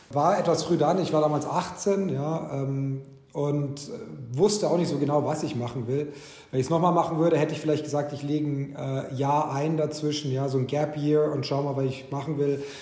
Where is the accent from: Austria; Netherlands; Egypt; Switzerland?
Egypt; Cairo, Cairo Governorate; moved away; also born or lived in Ulm, Germany / Bavarian Swabia, Germany; Ich bin dort aber nicht aufgewachsen, ich bin geboren in Ulm. Meine Kindheitsjahre, die ersten, waren in Bayerisch-Schwaben in der Nähe von Augsburg. Bin aber dann äh, aus familiären Gründen in Ägypten gelandet. Äh, also bin den Großteil meiner Jugend und Kindheit habe ich in Kairo verbracht